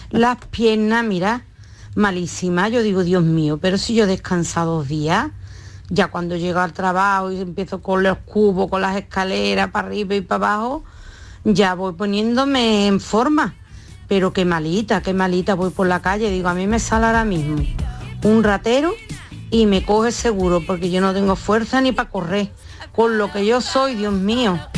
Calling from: Seville, Andalusia, Spain; soy madre de Sevilla

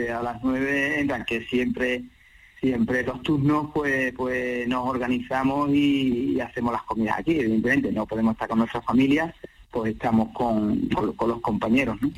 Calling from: Seville, Andalusia, Spain; llamo desde Sevilla

